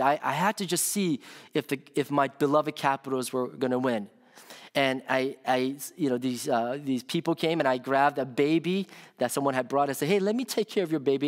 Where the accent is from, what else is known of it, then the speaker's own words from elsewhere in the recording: Washington, District of Columbia, United States; moved away; when I was growing up in the Washington, D C area.